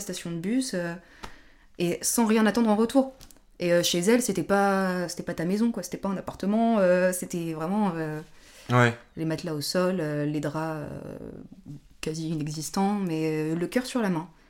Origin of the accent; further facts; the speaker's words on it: France; pour nous Français ou Européens